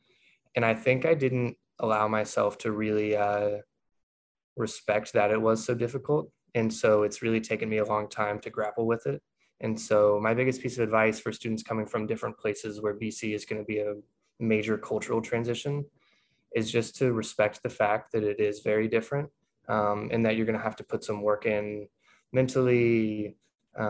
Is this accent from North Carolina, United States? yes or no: no; Lexington, South Carolina, United States; moved away as an adult; now in Boston, United States; I grew up in Lexington, South Carolina, which is just outside of Columbia